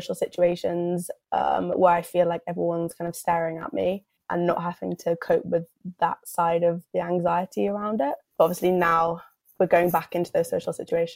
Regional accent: London, United Kingdom; I'm from London.

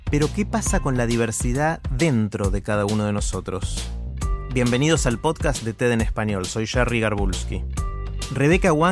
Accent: South Korea; Spanish is a second language; now in Argentina; Nosotros habíamos emigrado de Corea a Argentina hacía seis años ya, eh, cuando no sabíamos nada de español ni sabíamos cómo íbamos a ganar, ganarnos las vidas.

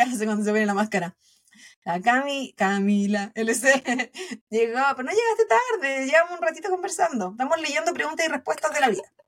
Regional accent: Chile; now in United States; como buena chilena

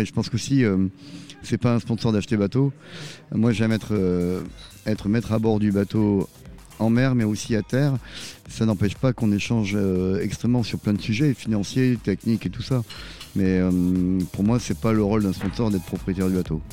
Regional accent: Arcachon, Nouvelle-Aquitaine, France; also born or lived in Bordeaux; now in Vendée, France; je suis pas vendéen, je suis du sud-ouest, je suis d'Arcachon. On dit je suis arcachomois.

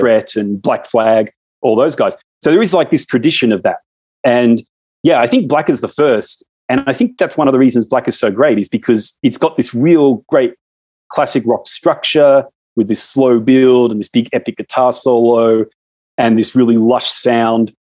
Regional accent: Australia; as an Australian, is we watch all your American movies

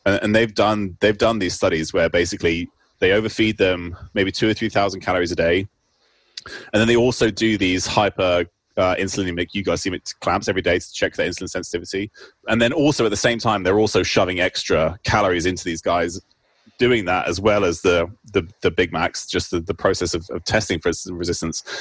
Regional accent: United Kingdom; moved away as an adult; also born or lived in Cambridge / Oxford; now in Seattle, United States; I currently work in Seattle. I'm a I'm a research professor at the University of Washington, um, but I grew up in the UK, as you can probably tell from my accent

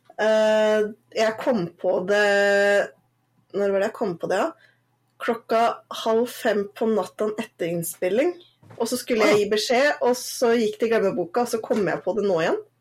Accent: Northern Norway, Norway; moved away; jeg er jo egentlig ikke søring, jeg er jo egentlig nordlending.

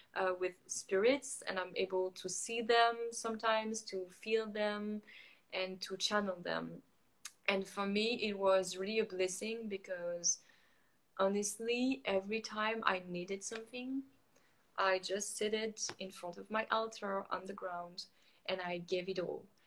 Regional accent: France; moved away as an adult; also born or lived in Montreal, Canada; now in Playa del Carmen, Mexico; I grew up in France, but I'm totally feeling disconnected with France.

